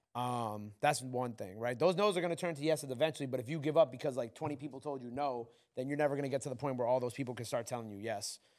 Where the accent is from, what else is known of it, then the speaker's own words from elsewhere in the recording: New York, United States; I'm from New York